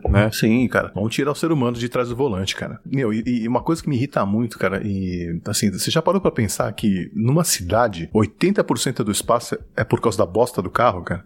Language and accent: Portuguese; São Paulo, Brazil; also born or lived in Japan; Eu sou de São Paulo. Capital